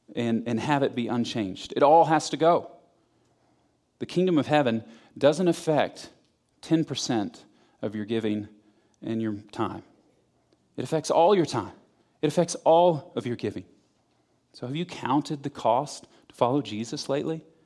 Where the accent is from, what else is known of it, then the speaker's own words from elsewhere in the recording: Florida, United States; I'm from Florida